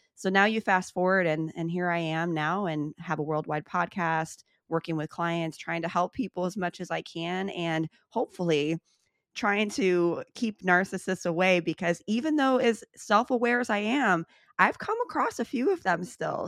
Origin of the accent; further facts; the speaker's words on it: Chicago, Illinois, United States; I grew up in Chicago, born and raised